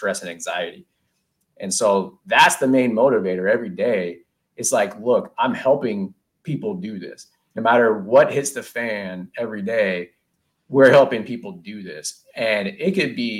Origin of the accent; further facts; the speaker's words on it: Silicon Valley, California, United States; growing up in Silicon Valley